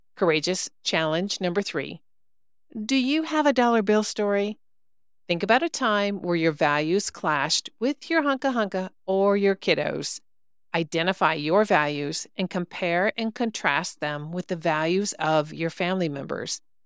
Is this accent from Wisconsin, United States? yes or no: yes; Wisconsin, United States; I'm a cheesehead by birth, as they say. I grew up in Wisconsin, not Milwaukee